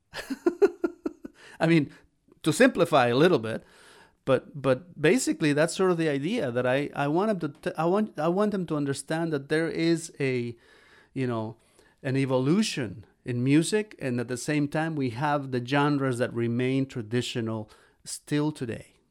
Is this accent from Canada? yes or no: no; Xalapa, Veracruz, Mexico; moved away; my hometown, in Jalapa, Veracruz, Mexico